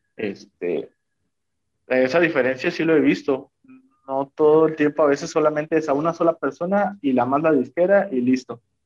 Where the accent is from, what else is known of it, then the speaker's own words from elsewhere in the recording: Veracruz, Mexico; moved away; Soy originario del estado de Veracruz